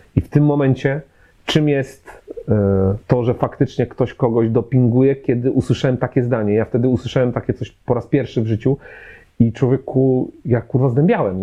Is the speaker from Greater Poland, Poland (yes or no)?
yes; Poznań, Greater Poland, Poland; jestem z Poznania